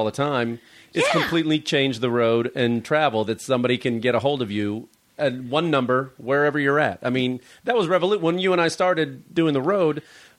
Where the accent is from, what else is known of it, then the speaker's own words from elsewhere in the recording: Port Washington, South Milwaukee, Wisconsin, United States; moved away; also born or lived in Chicago; I was born in Port Washington.